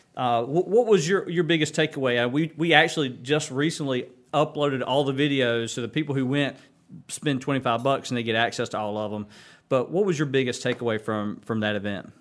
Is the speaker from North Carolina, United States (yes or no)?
yes; Kinston, North Carolina, United States; Kinston was home for me. I mean, so I knew back in seventh grade I was gonna live back